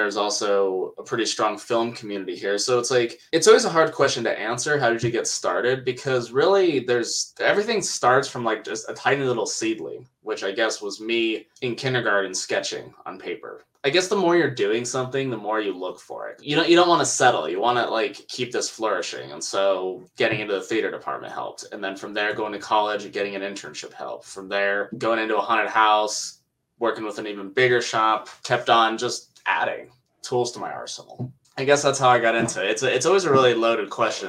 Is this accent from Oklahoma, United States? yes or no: no; Wyoming, United States; moved away as an adult; also born or lived in Denver, Colorado; I grew up in Wyoming